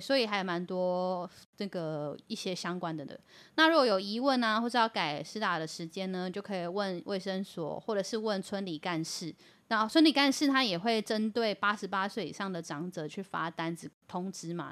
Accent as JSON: {"language": "Chinese", "country": "Taiwan", "said": "我们台湾人"}